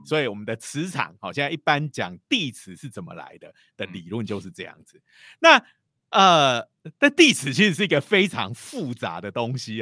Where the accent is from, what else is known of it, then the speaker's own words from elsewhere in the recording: Taiwan; 如果用我们台湾人的讲法，就是说你要看农历就对了啦